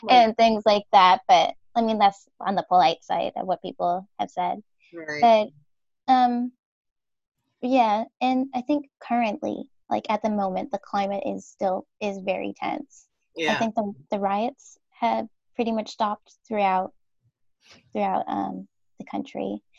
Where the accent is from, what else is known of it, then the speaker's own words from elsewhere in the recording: Minnesota, United States; so I spent over half of my life here, growing up in Minnesota and not in the Twin Cities, which is the Minneapolis St. Paul area, um, but um, a little bit west of there, so in the country.